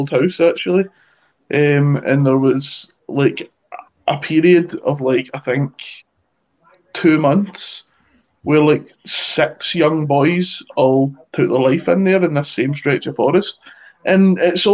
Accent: Ireland; I'm like Irish

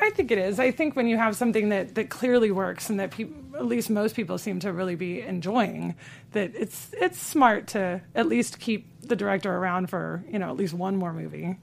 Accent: Los Angeles, California, United States; I am an L A native.

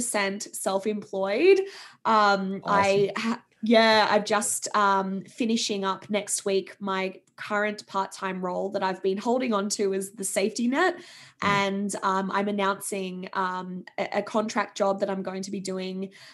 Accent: Sydney, New South Wales, Australia; moved away; I was in a corporate role back in my hometown of Sydney

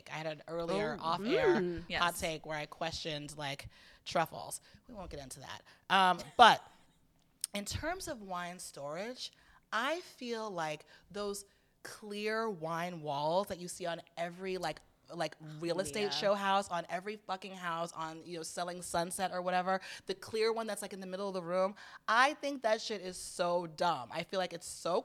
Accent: Atlanta, Georgia, United States; moved away; also born or lived in Boston; I'm from Boston originally, and I grew up in Atlanta, but I went back to Boston for college

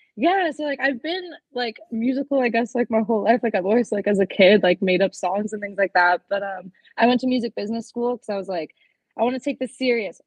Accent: Toronto, Ontario, Canada; I'm from Toronto, Canada

